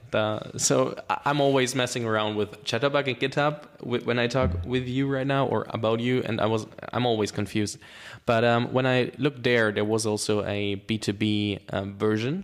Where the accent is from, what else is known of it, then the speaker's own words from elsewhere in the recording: Germany; English is a second language; I'm from Germany and I went through the German, uh, school system